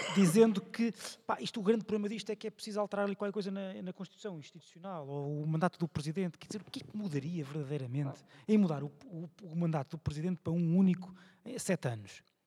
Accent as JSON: {"language": "Portuguese", "town": "Viseu", "region": "Centro", "country": "Portugal", "said": "da minha terra, Viseu"}